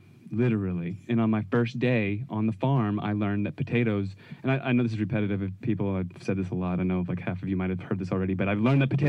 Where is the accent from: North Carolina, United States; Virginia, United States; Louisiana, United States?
Virginia, United States; I grew up in Virginia